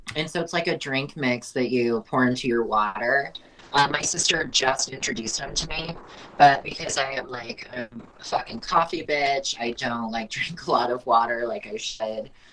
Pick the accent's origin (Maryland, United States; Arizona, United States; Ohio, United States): Arizona, United States; Prescott Valley; also born or lived in Pontiac, Michigan; my family moved out here when I was just over one years old. I've lived in Prescott Valley almost my entire life, so I'm from Prescott.